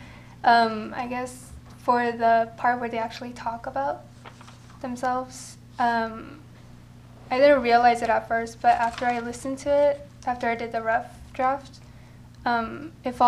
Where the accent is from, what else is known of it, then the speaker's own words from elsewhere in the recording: Los Angeles, California, United States; I was born and raised in Los Angeles